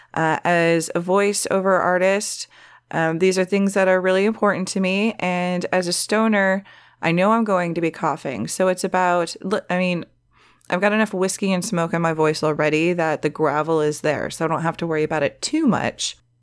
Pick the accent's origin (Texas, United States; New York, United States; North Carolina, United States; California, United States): California, United States; the Valley; accent: Valley girl; It's a Valley girl thing because I'm from the Valley